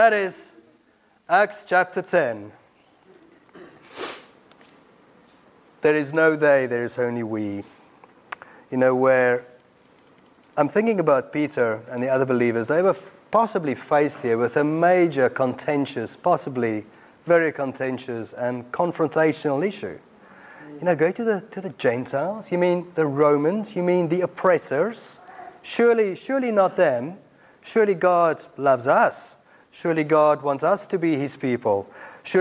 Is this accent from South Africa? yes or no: yes; South Africa; accent: Afrikaans South African; now in Watford, United Kingdom; I grew up in apartheid South Africa, as many of you know. My accent gives me away